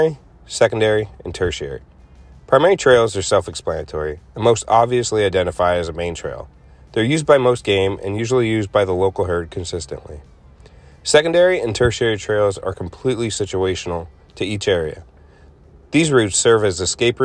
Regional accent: Northeastern Pennsylvania, United States; I'm from Northeastern Pennsylvania

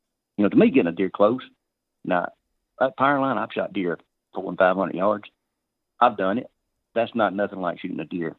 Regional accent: the South, United States; I grew up gun hunting in the South

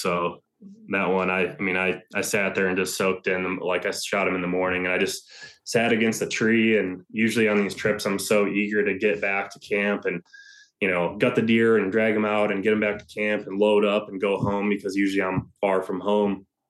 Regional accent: Ohio, United States; which was here in my home state of Ohio.

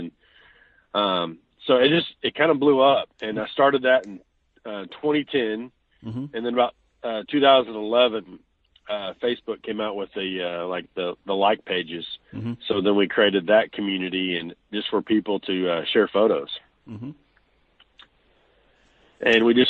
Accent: Chickasha, Oklahoma, United States; also born or lived in Washington, Oklahoma; I'm originally from Chickasha, Oklahoma. Mm-hmm. My kids go to school in Washington, Oklahoma now is where we currently live.

